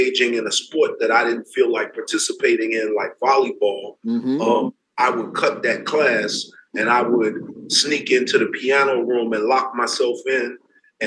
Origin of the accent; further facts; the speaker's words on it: New York City, New York, United States; I'm from the Bronx, New York.